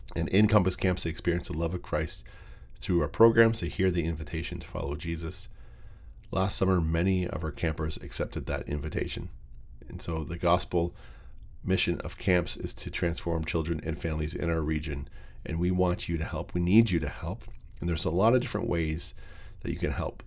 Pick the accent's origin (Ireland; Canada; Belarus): Canada; Windsor, Ontario; moved away; Windsor It's a very soft spot for me. It's, uh, it's my hometown. It's where I was born, where I was raised